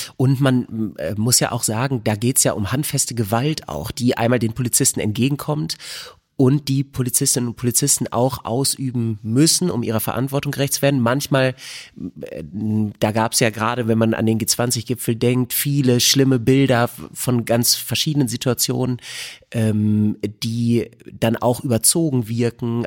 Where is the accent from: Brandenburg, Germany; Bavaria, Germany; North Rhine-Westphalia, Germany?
North Rhine-Westphalia, Germany; Bad Salzuflen; Bad Salzuflen, wo ich herkomme